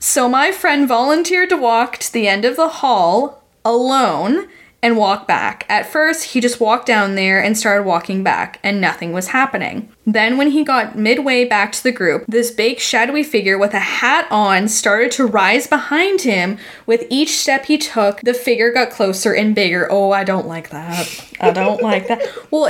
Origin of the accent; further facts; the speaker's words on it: Jefferson, Indiana, United States; Third, you should know that I grew up in Jefferson, Indiana, which is the last exit before you cross the bridge into Louisville, Kentucky, aka home of Waverly Hills.